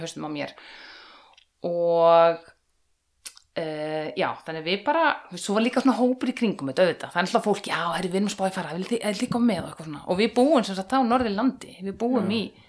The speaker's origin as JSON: {"language": "Icelandic", "town": "Hella", "region": "Southern Region", "country": "Iceland", "tie": "born or raised there", "also_born_or_lived": "North Iceland", "moved": "as an adult", "lives_now": "Höfn í Hornafirði, Iceland", "said": "ég er alveg upp á Hellu á Suðurlandi"}